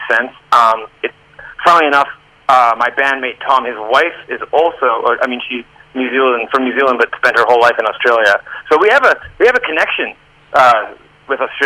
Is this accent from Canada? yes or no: yes; Canada; we're Canadian